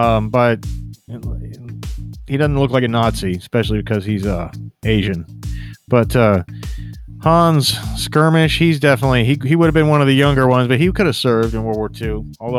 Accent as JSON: {"language": "English", "country": "South Africa", "said": "No, not American. I'm from South Africa."}